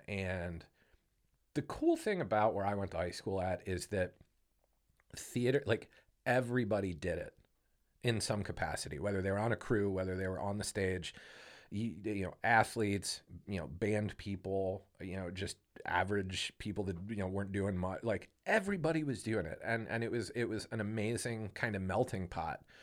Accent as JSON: {"language": "English", "town": "Canton", "region": "Ohio", "country": "United States", "tie": "born or raised there", "said": "I grew up in Canton"}